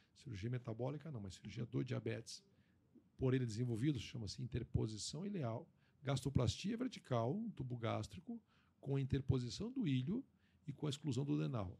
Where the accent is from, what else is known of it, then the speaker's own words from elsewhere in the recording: Brazil; nós, como amigos, como brasileiros